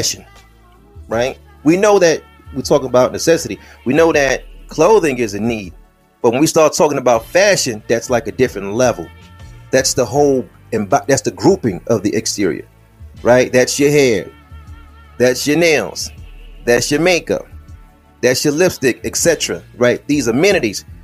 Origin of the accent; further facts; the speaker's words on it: United States; us as American Negroes